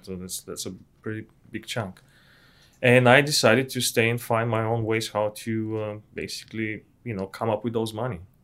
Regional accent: Bulgaria; English is a second language; moved away as an adult; also born or lived in Ukraine / England; I was study in Ukraine and I'm from Bulgaria

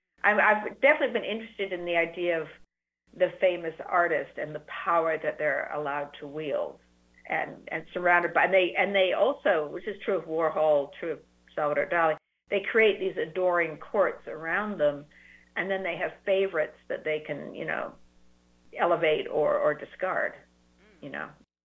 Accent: Canada; also born or lived in United Kingdom; because I grew up in Canada and in Britain and with great national health systems.

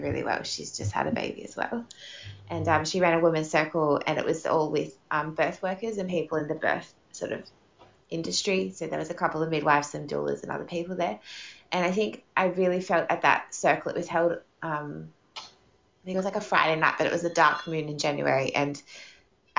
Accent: Sydney, New South Wales, Australia; moved away as an adult; also born or lived in Darwin; now in Perth, Australia; I'm from Sydney, actually, and I lived in Darwin for 3 years. I moved there when I was 25

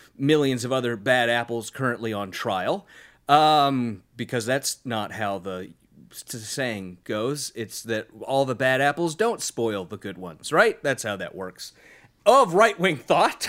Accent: Sacramento, California, United States; my hometown of Sacramento

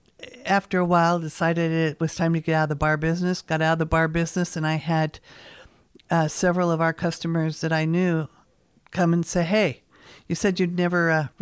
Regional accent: Kodiak, Alaska, United States; I am from Kodiak.

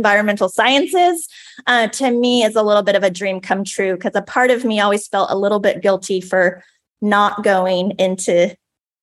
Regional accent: Biggs, California, United States; growing up in Butte County and in Biggs

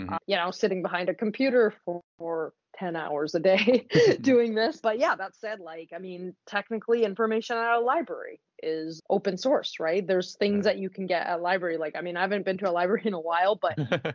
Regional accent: West Coast, Canada; I'm from the West Coast

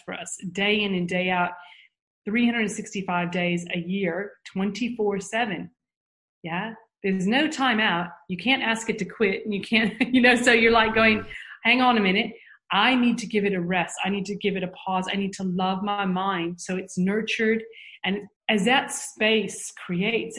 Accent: United States; moved away; growing up in the States

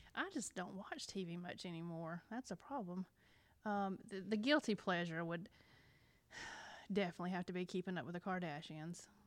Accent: the South, United States; accent: Alabama; now in South Carolina, United States; I know I'm from the South

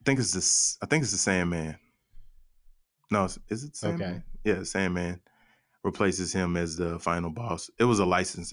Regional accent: Arkansas, United States; born there; I was born in Southern Arkansas. I was born in Southern Arkansas. My R at the end doesn't roll the right way, so you have to forgive me.

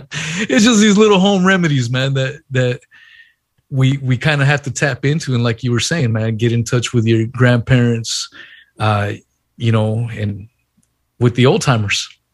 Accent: San Diego, California, United States; my parents are former illegal immigrants. I was born in San Diego, California, but, you know, they came from Mexico.

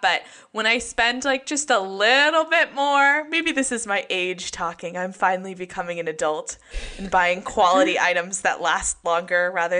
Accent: Chapel Hill, North Carolina, United States; I'm from Chapel Hill, which is right next to Raleigh.

